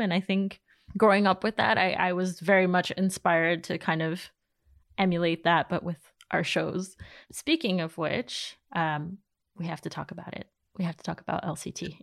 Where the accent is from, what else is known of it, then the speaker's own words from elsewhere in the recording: New York City, New York, United States; I grew up in Queens